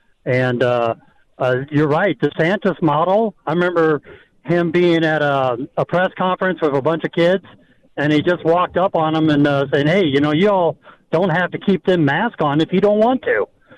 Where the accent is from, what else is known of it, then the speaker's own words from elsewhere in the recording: Midwest, United States; also born or lived in Florida; now in Missouri, United States; I had the opportunity to move back home. I'm from the Midwest, and I did it. And I'm in a nice area. I'm not in one of the big cities, smaller rural country area